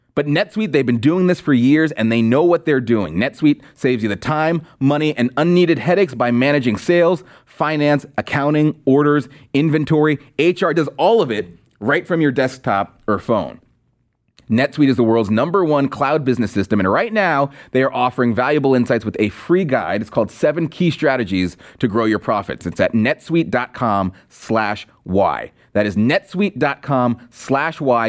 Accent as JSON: {"language": "English", "region": "California", "country": "United States", "moved": "yes", "lives_now": "Washington, D.C., United States", "said": "I'm from California, and I live in D C"}